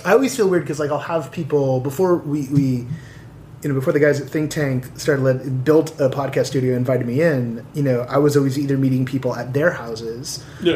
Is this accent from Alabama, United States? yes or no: no; San Pablo, California, United States; now in Los Angeles, United States; growing up in the Bay Area and and growing up on like the wrong side of the tracks